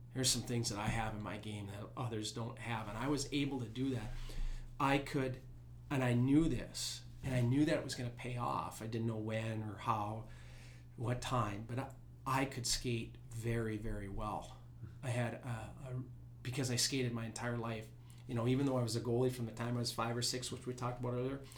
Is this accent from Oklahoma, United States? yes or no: no; Duluth, Minnesota, United States; I grew up in Duluth